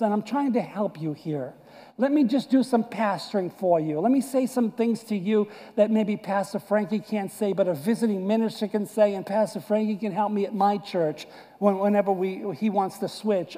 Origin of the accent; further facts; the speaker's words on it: United States; born or raised there; moved away